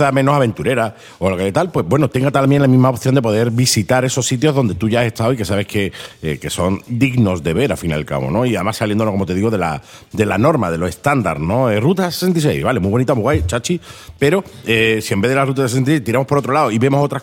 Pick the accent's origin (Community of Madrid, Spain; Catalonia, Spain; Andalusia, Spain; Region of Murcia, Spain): Andalusia, Spain; Málaga; Yo soy de Málaga